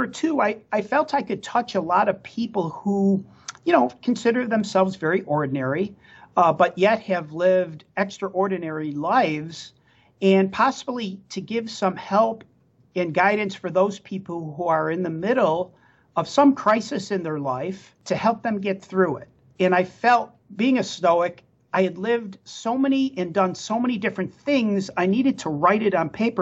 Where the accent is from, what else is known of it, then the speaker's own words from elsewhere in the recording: Buffalo, New York, United States; growing up in Buffalo, New York, and shoveling snow every day for 6 months of the year